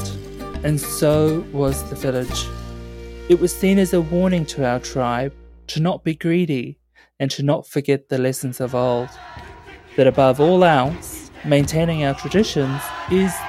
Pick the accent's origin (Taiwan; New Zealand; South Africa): New Zealand; North Island; the New Zealand Tourism Board was established in my hometown in 1901